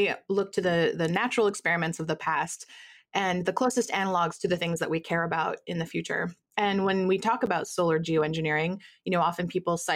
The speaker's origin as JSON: {"language": "English", "region": "New England", "country": "United States", "tie": "born or raised there", "said": "I grew up in New England."}